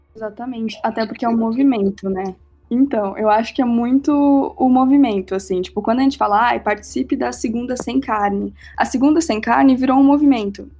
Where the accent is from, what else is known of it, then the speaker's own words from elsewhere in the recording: Rio Grande do Sul, Brazil; eu sou gaúcha